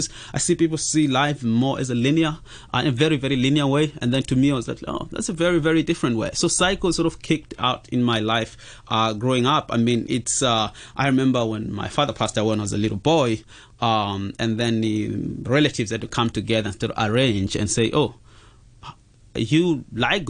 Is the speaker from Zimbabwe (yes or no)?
yes; Zimbabwe; now in Hong Kong; So I'm from Zimbabwe and came here in Hong Kong as a refugee